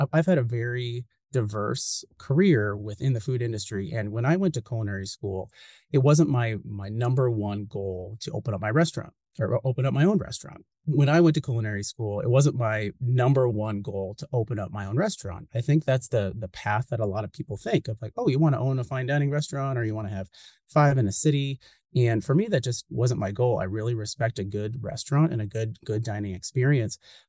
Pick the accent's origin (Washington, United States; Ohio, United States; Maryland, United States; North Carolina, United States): Washington, United States; Seattle; moved away; I am from Seattle, from the Pacific Northwest, lived in Seattle for over 12 years.